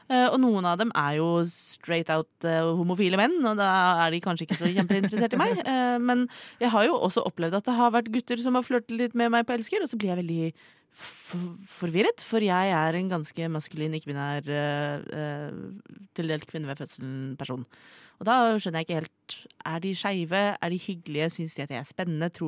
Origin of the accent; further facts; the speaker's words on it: Oslo, Eastern Norway, Norway; fra Oslo, jeg er fra Oslo.